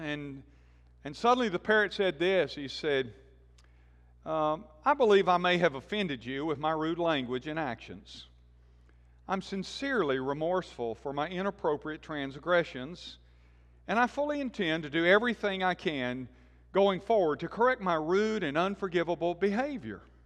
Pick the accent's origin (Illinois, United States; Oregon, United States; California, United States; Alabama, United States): Alabama, United States; Birmingham; I grew up in Birmingham and was part of this church